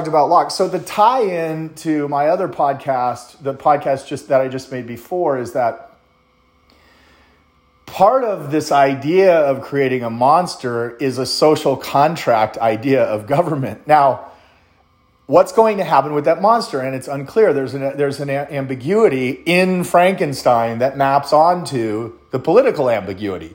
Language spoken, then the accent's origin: English; United States; I'm American